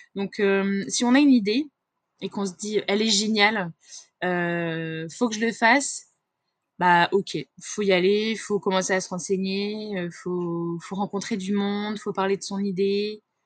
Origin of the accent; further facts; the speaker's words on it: Confolens, Nouvelle-Aquitaine, France; je suis née à Confolens, en Charente